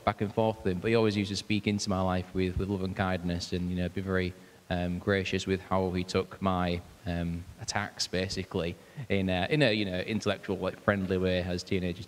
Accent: Hull, Yorkshire and the Humber, United Kingdom; I'm from Hull, born in Hull, and been in Hull ever since

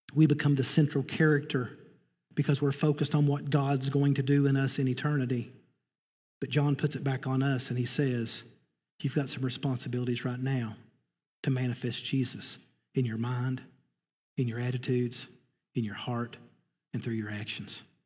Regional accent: Eastern Kentucky, United States; I'm from Eastern Kentucky

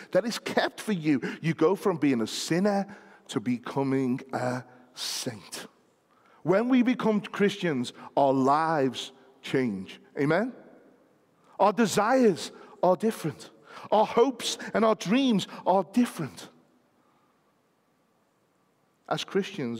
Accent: United Kingdom; we happen to be British citizens

